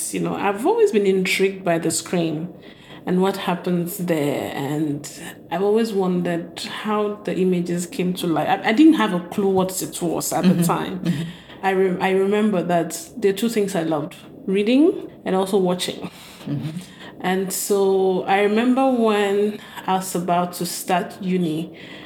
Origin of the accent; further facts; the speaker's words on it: Volta, Ghana; now in Accra, Ghana; I am from the Volta region of Ghana, by the sea. So I think I'm from southern Volta